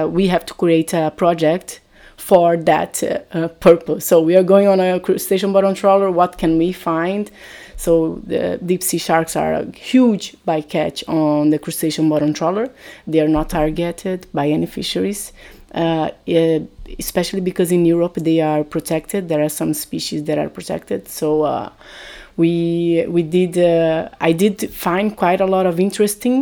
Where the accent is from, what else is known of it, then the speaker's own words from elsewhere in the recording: Brazil; moved away as an adult; now in Portugal; I'm originally from Brazil, I came to Portugal to do my master's here